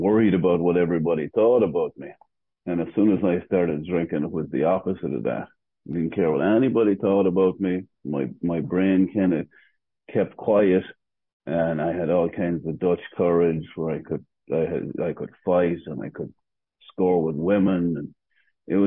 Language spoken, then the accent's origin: English; Arva, Ulster, Ireland; also born or lived in Gowna; now in United States; Even though I'm from Arva, they sent me to school in Gowna